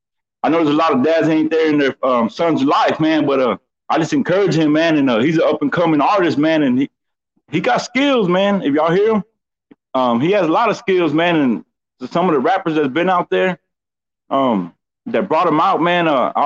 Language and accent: English; San Antonio, Texas, United States; I'm from the Denver Heights